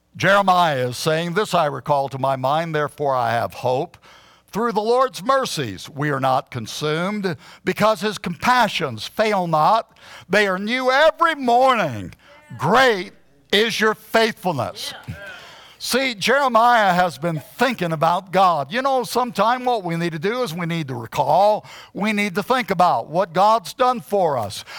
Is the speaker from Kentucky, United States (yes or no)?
no; Huntsville, Alabama, United States; moved away as an adult; also born or lived in Arizona; I had been born and raised in Huntsville, Alabama